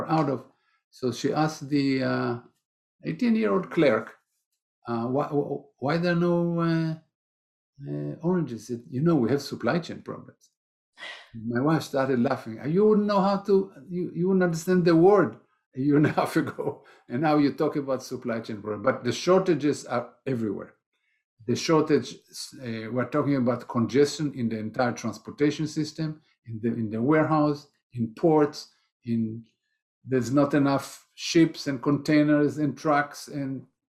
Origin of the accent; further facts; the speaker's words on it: Israel; moved away; I'm originally from Israel